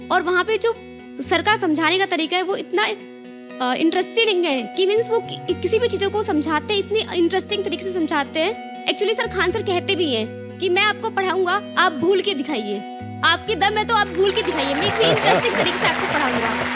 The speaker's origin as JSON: {"language": "Hindi", "town": "Azamgarh", "region": "Uttar Pradesh", "country": "India", "said": "मैं आजमगढ़ यूपी की रहने वाली हूँ"}